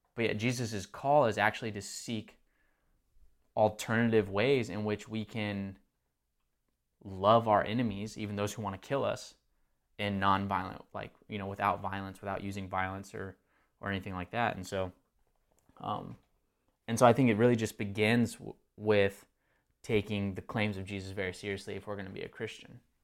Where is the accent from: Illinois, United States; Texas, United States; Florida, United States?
Texas, United States; now in Marietta, United States; I wasn't born um, in Texas, but grew up in Texas